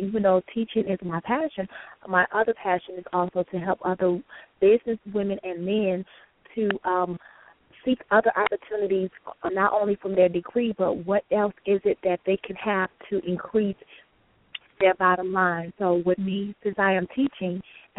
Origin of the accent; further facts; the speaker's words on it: Chicago, Illinois, United States; also born or lived in Texas / Florida; I am from Chicago, west side of Chicago